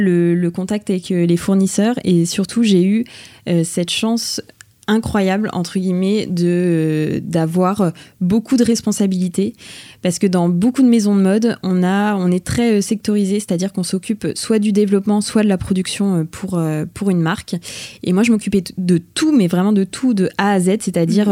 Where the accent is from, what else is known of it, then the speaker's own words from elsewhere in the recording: Bourges, Centre-Val de Loire, France; moved away as an adult; also born or lived in Tours / Paris; Je suis originaire de Bourges